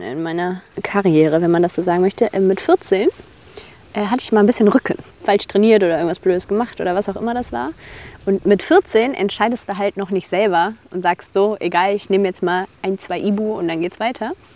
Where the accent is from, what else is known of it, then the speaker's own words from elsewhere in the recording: Bonn, North Rhine-Westphalia, Germany; moved away; also born or lived in Tanzania; ich komme aus Bonn, aus dem Rheinland